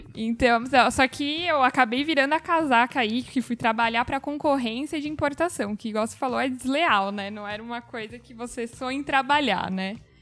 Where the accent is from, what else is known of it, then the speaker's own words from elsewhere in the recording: São Paulo, Brazil; eu sou de São Paulo